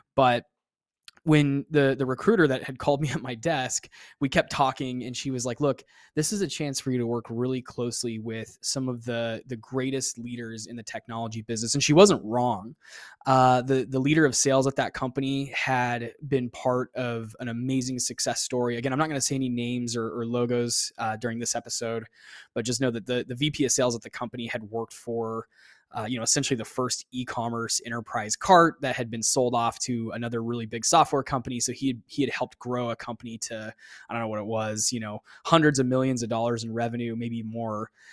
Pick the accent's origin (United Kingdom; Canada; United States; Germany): United States; Phoenix, Arizona; moved away as an adult; also born or lived in Austin, Texas; I left my hometown, eh, of Phoenix, Arizona after school, after I finished college, and I moved to Austin, Texas